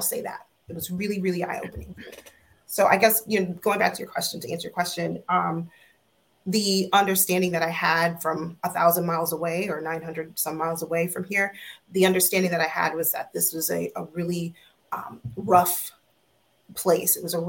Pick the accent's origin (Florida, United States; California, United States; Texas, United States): Florida, United States; Orlando; moved away as an adult; now in Maryland, United States; So no, not Broward County. I'm from Orlando. I'm from Orange County.